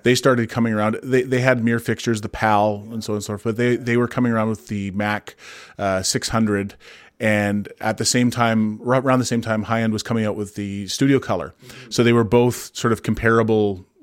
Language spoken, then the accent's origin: English; Kamloops, British Columbia, Canada; I grew up in Kamloops